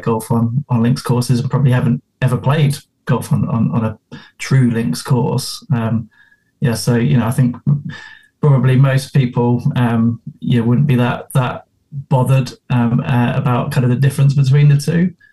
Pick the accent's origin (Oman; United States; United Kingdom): United Kingdom; England; obviously from my accent, you can tell I'm I'm from south of the uh, south of the border, so I'm English, not not actually Scottish